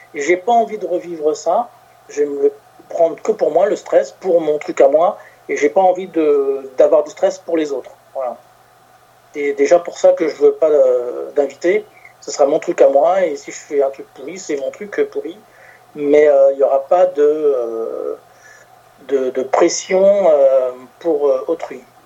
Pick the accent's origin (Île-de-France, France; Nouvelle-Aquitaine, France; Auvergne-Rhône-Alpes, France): Île-de-France, France; Paris; moved away as an adult; also born or lived in Gard; now in between Narbonne and Béziers, France; à la base, je suis parisien